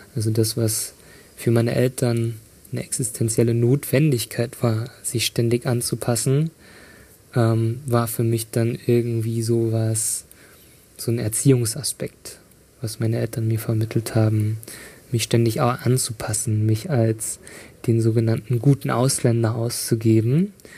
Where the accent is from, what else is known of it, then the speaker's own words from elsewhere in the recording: Riesa, Saxony, Germany; moved away as an adult; also born or lived in Dresden; ich habe meine Kindheit und Jugend in Riesa verbracht